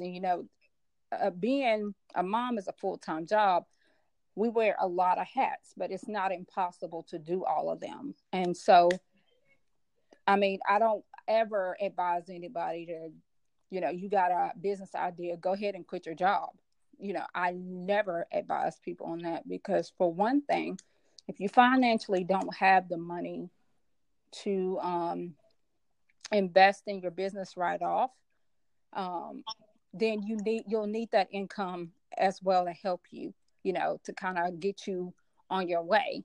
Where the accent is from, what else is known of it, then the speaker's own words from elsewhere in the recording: Memphis, Tennessee, United States; also born or lived in Chicago, Illinois; now in Nashville, United States; i'm actually born and born in chicago illinois i was raised in memphis tennessee and I currently live in Nashville, Tennessee